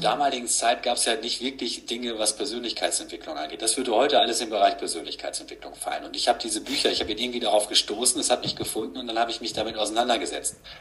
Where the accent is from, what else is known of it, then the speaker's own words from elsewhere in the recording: Gütersloh, North Rhine-Westphalia, Germany; now in Paderborn, Germany; ich wohne jetzt seit 20 Jahren hier, man könnte sagen, ich, ich, ich komme eigentlich aus Gütersloh